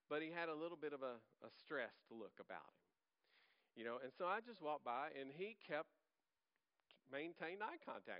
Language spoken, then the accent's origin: English; Louisiana, United States; I'm from Louisiana. I'm from Louisiana